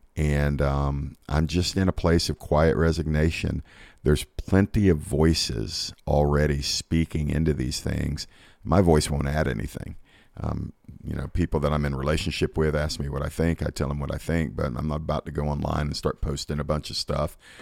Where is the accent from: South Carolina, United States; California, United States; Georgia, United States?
Georgia, United States; here in my home state of Georgia